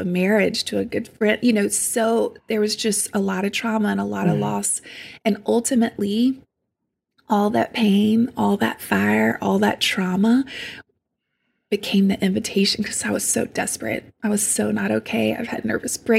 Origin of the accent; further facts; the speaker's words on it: St. Francisville, Louisiana, United States; I grew up in South Louisiana. It's called St. Francisville. It's tiny. I grew up on a farm in the middle of nowhere